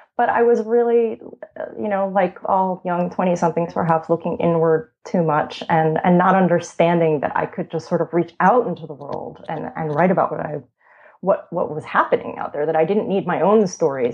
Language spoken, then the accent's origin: English; Long Island direction, New York, United States; also born or lived in Italy; I'm from New York, um, about 20 minutes outside the city